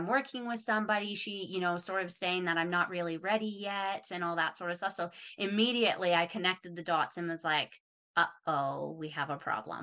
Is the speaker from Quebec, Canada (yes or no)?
no; Calgary, Alberta, Canada; now in Australia; I'm not from Calgary originally either. I was about 6 when my family moved there